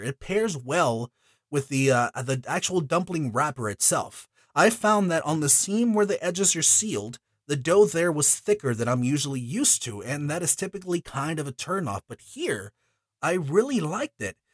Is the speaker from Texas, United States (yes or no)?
yes; Houston, Texas, United States; I was born in Houston. Yes, I was also raised here in Houston